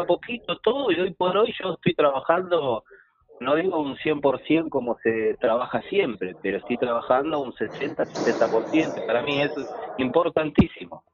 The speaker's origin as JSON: {"language": "Spanish", "country": "Argentina", "said": "somos argentinos"}